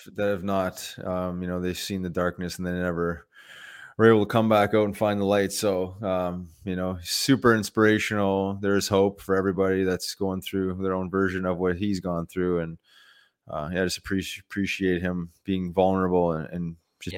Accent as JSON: {"language": "English", "town": "Winnipeg", "region": "Manitoba", "country": "Canada", "tie": "born or raised there", "said": "I grew up in Winnipeg"}